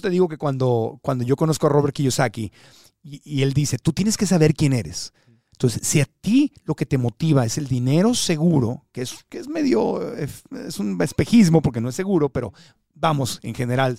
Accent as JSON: {"language": "Spanish", "town": "Tijuana", "region": "Baja California", "country": "Mexico", "tie": "born or raised there", "also_born_or_lived": "Miami / Phoenix, Arizona", "moved": "as an adult", "said": "crecí como niño fronterizo en Tijuana"}